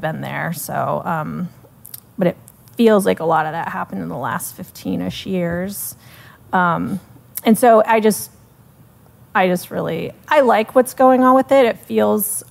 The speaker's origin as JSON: {"language": "English", "town": "Sarasota", "region": "Florida", "country": "United States", "tie": "born or raised there", "also_born_or_lived": "Melbourne, Florida", "moved": "as an adult", "said": "my hometown, Sarasota"}